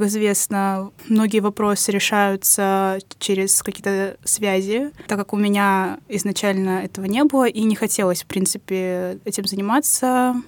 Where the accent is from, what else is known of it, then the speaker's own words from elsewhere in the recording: Ust-Kamenogorsk, East Kazakhstan Region, Kazakhstan; moved away as an adult; now in Moscow, Russia; Я приехала в Москву из Казахстана, мой родной город Усть-Каменогорск, это областной центр Восточного Казахстана